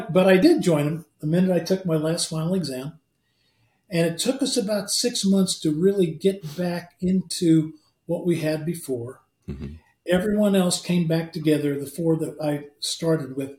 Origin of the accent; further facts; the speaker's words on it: Midwest, United States; we're from the Midwest